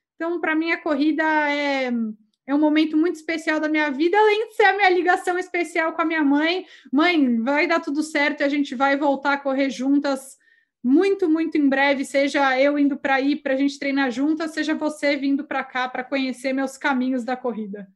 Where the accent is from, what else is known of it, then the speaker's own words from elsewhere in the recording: Brazil; moved away as an adult; now in Chile; eu acabei de mudar para o Chile, eu sou do Brasil